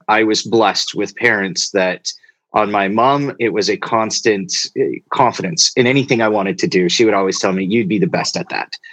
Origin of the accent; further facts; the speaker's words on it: Two Hills, Alberta, Canada; I, I, spent most of my childhood in a small town called Two Hills, Alberta